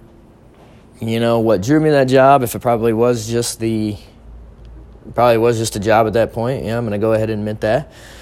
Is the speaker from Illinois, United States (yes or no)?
no; Omaha, Nebraska, United States; my hometown of Omaha